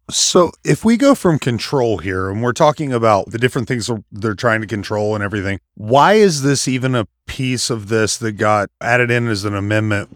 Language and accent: English; West Virginia, United States; I'm from West Virginia